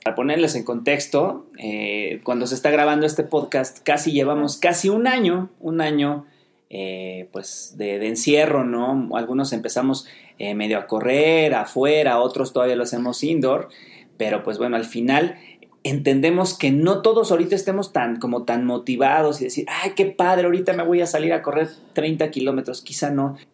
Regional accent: Mexico City, Mexico; Nosotros somos de Ciudad de México, eh, acá en México

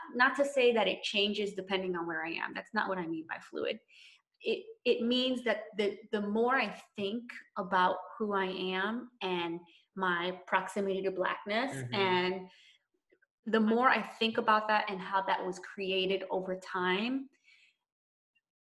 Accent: Puerto Rico; I'm Puerto Rican

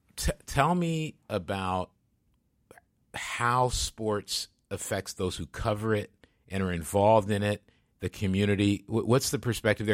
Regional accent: Grand Rapids, Michigan, United States; my hometown, Grants, Michigan

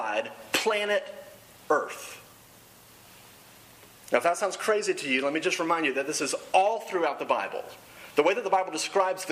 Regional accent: Dallas, Texas, United States; moved away as an adult; also born or lived in Oklahoma; I grew up in Dallas, Texas, went to school in Oklahoma

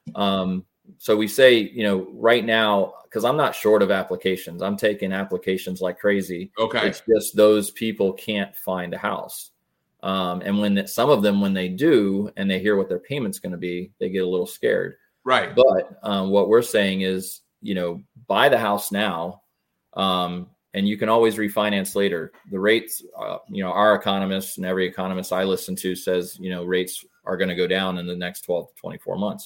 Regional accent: West Pasco, Florida, United States; now in Wesley Chapel, United States; I was born and raised over in West Pasco area

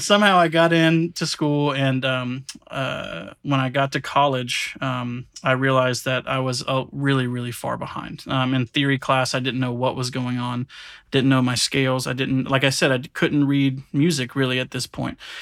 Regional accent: Williston, Florida, United States; moved away as an adult; I'm from a really small country town in Florida. It's called Williston

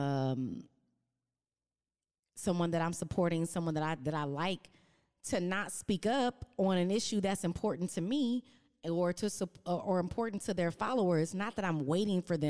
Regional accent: Los Angeles, California, United States; I grew up in Watts and Compton area

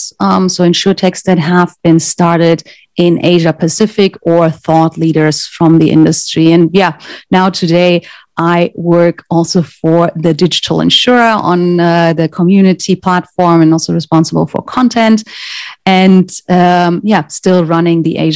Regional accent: Germany; English is a second language; moved away; I'm originally from Germany

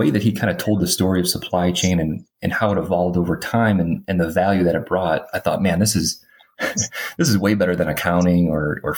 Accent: Detroit, Michigan, United States; So I grew up in Metro Detroit, like manufacturing, blue collar background.

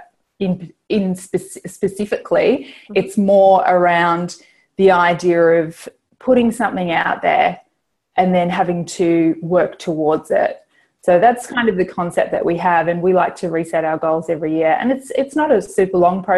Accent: New Zealand; I grew up in New Zealand

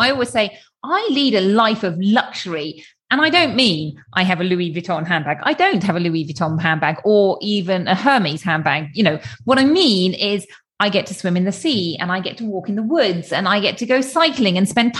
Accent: United Kingdom; which is, you know, as a British person, blue skies are always going to be a treat.

